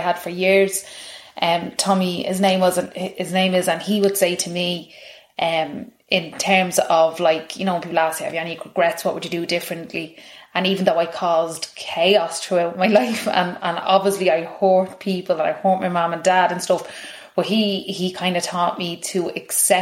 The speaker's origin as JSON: {"language": "English", "town": "Tallaght", "region": "Leinster", "country": "Ireland", "tie": "born or raised there", "said": "grew up in Kilnarden in Talla."}